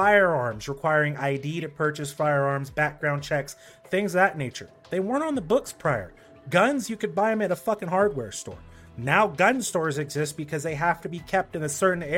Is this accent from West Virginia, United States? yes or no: no; California, United States; As a Californian